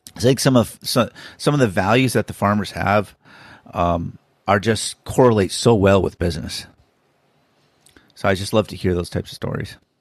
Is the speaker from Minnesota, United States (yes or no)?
yes; Minnesota, United States; I was born in Minnesota